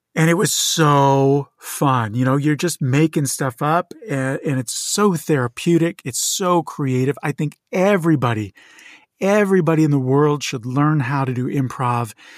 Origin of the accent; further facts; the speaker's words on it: Moorestown, New Jersey, United States; moved away as an adult; also born or lived in Chicago / Provo, Utah / Portugal; now in Los Angeles, United States; I was born in Chicago. I moved v, very young to Moorstown, New Jersey, and grew up there and lived in New Jersey, uh, southern New Jersey, very close to Philadelphia